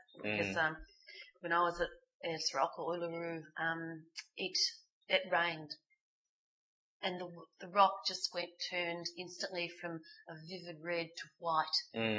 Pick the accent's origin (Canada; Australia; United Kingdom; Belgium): Australia; people find out I come from Australia